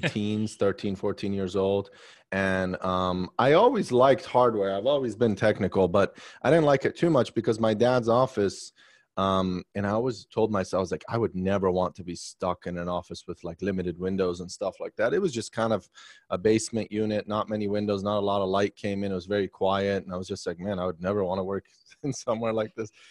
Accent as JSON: {"language": "English", "region": "Maryland", "country": "United States", "tie": "born or raised there", "also_born_or_lived": "Arlington, Virginia", "lives_now": "Washington, D.C., United States", "said": "I grew up in Maryland. I was seven"}